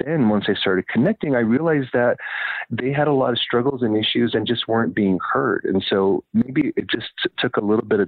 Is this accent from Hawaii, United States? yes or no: yes; Hawaii, United States; moved away as an adult; also born or lived in Utah / Salt Lake City; even though I grew up in Hawaii